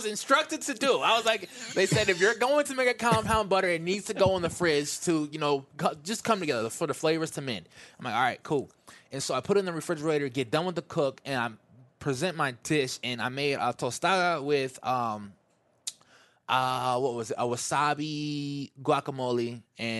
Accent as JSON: {"language": "English", "region": "Midwest", "country": "United States", "said": "I'm from the Midwest."}